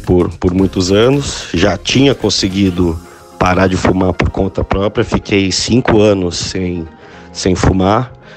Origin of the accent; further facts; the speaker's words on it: São Paulo, Brazil; tenho 31 anos, sou de São Paulo